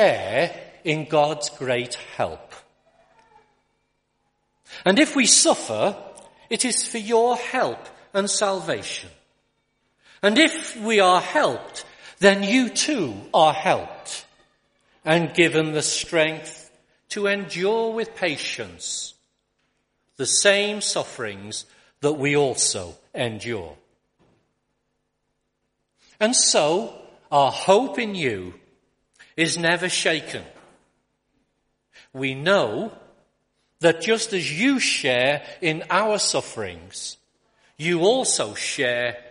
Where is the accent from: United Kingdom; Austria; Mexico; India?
United Kingdom; Liverpool, North West England; also born or lived in Accrington; I was born and brought up in Liverpool